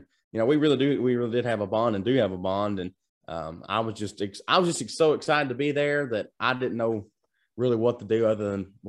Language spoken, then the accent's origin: English; Lancaster, Kentucky, United States; born or raised there